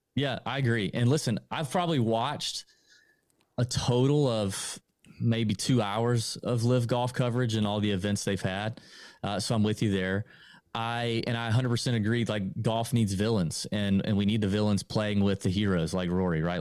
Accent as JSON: {"language": "English", "town": "Augusta", "region": "Georgia", "country": "United States", "tie": "born or raised there", "said": "We're both born and raised in Augusta"}